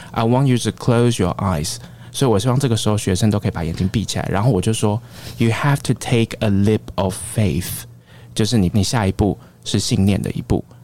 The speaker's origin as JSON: {"language": "Chinese", "country": "Taiwan", "also_born_or_lived": "Sydney, Australia", "moved": "as an adult", "said": "我在出国之前，我不过就是个小小的一个台湾的警察，我没有想过有一天我会在新南威尔斯大学，我在雪梨念书，我在那边当口译所的讲师"}